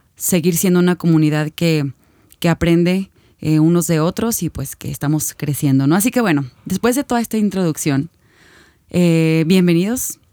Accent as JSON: {"language": "Spanish", "town": "Guadalajara", "region": "Jalisco", "country": "Mexico", "said": "nosotros somos de Guadalajara, no sé si antes lo habíamos dicho, pero vivimos en la ciudad de Guadalajara"}